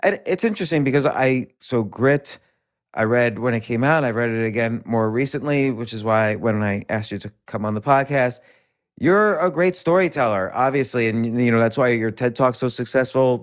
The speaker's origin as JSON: {"language": "English", "town": "New York City", "region": "New York", "country": "United States", "tie": "born or raised there", "said": "I'm born and raised all around New York City."}